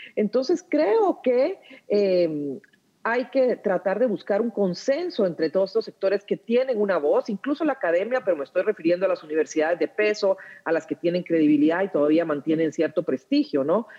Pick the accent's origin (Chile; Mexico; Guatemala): Guatemala; somos los guatemaltecos